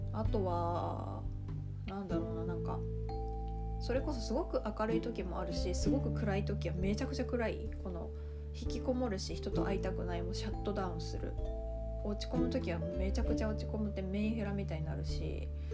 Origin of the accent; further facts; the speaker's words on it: Niigata, Japan; moved away as an adult; also born or lived in Kanagawa / Tokyo; now in Osaka, Japan; 私は出身は新潟なんですけど